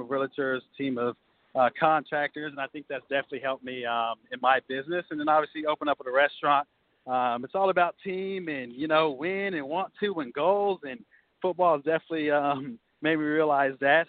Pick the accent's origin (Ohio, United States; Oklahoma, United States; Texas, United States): Oklahoma, United States; Norman; I'm from Norman, Oklahoma